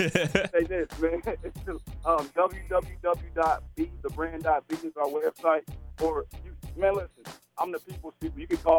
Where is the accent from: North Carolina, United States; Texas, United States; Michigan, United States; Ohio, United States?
Ohio, United States; Dayton; I'm a kid from Dayton, Ohio.